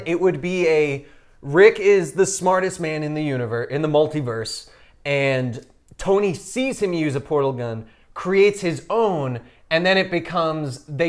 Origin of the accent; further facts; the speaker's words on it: Canada; I'm Canadian.